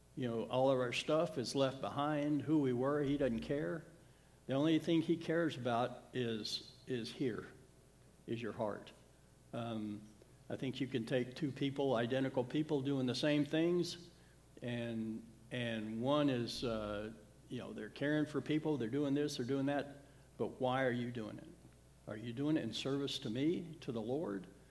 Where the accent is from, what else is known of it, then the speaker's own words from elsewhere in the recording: the South, United States; when I was growing up in the South in the 60s and 70s